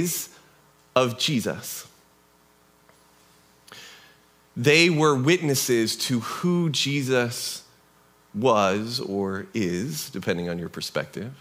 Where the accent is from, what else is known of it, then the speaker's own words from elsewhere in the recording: United States; also born or lived in Kelso, Washington; But we're Americans.